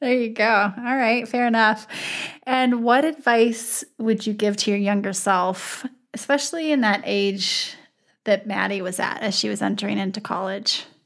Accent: Wyoming, United States; now in South Dakota, United States; I'm actually from Wyoming

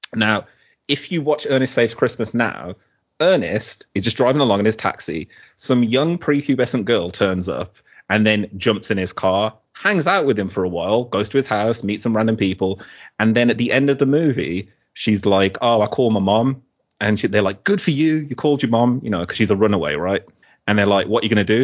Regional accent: Middlesex, London, United Kingdom; I was born in Middlesex

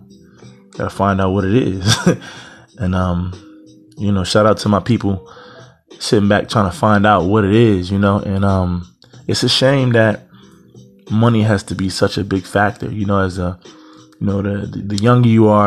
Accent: Eastern Pennsylvania, United States; I'm from Pennsylvania. Eastern part of Pennsylvania, about 90 minutes from Philadelphia

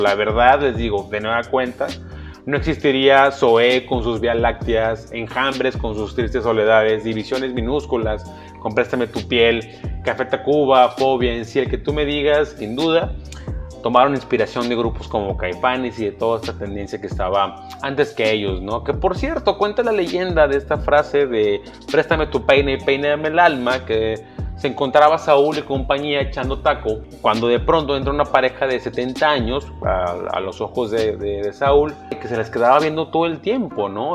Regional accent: Mexico; como mexicanos somos un pueblo mestizo

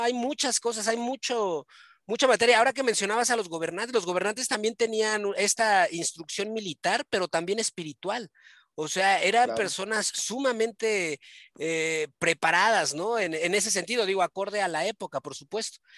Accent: Mexico; nosotros somos, somos de México

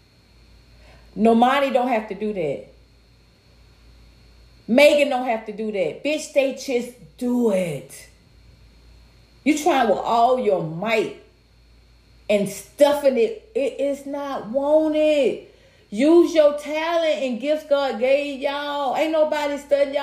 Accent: United States; I was raised, I was raised in America

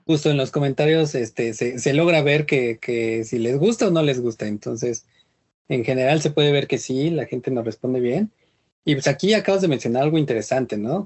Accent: Mexico; somos mexicanos

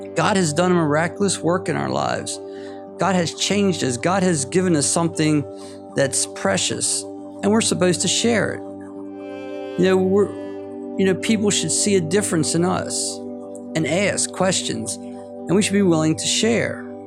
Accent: United States; moved away as an adult; now in Indonesia; my my home country is United States of America

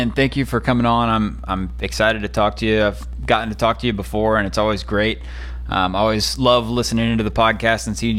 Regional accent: Georgia, United States; I'm from Georgia

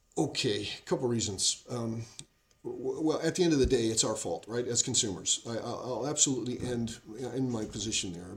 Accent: United States; I'm an American. That's in my DNA

